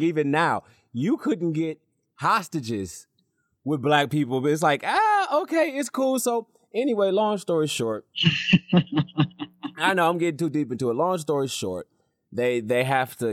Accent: Michigan, United States; also born or lived in North Carolina; I'm from Michigan

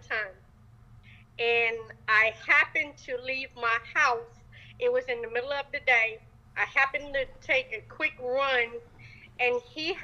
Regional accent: Germany; now in Georgia, United States; Originally Germany, but I live in Georgia now.

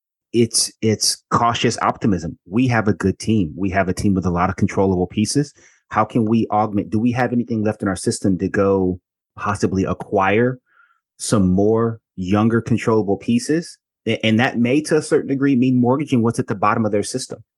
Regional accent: Atlanta, Georgia, United States; I grew up in Atlanta, Georgia.

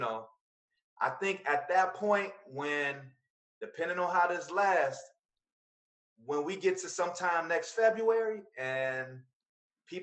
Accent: Chicago, Illinois, United States; I'm from the Wild Hundreds

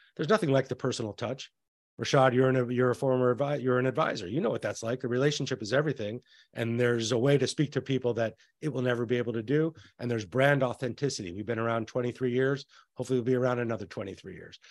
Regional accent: New Mexico, United States; I'm from New Mexico

